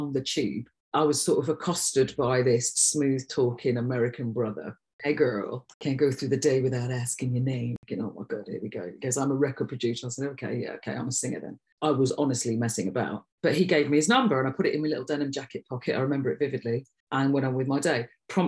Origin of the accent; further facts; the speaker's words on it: Derby, East Midlands, United Kingdom; moved away; also born or lived in Nottingham; And then we moved to Derby when I was 9. And that's probably where most of my memories are, because I was a teenager there.